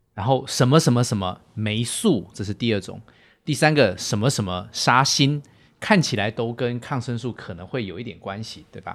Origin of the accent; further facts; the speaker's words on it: Taiwan; moved away as an adult; now in Shanghai, China; 我来自于台湾，过往是从事实验室的工作